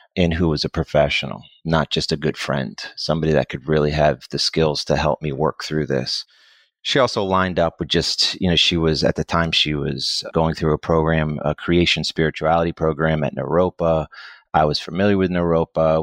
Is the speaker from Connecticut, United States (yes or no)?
yes; Connecticut, United States; moved away as an adult; now in Dallas, United States; I'm originally from Connecticut, I came to Dallas when I was eighteen to go to school.